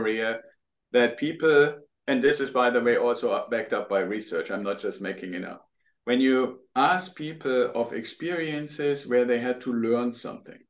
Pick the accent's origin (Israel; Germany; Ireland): Germany; English is a second language; moved away as an adult; now in United States; I'm originally from Germany. People will probably hear that when they hear me talk